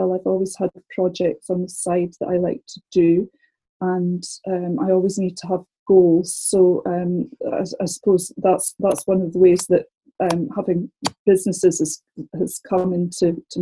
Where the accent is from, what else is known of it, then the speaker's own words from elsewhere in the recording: Scotland, United Kingdom; moved away as an adult; now in London, United Kingdom; I'm from Scotland originally, as you can probably tell